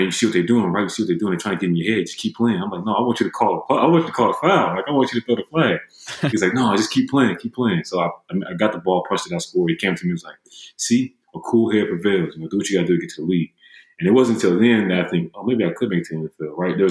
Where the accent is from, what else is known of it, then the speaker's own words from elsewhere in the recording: Huntsville, Alabama, United States; moved away as an adult; also born or lived in Greenville, Illinois; growing up in Huntsville, Alabama